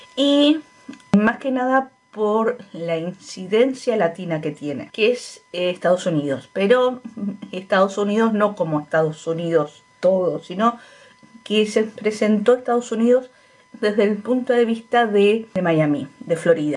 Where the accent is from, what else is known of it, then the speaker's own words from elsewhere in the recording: Argentina; la mayoría de argentinos son, somos descendientes de españoles y de italianos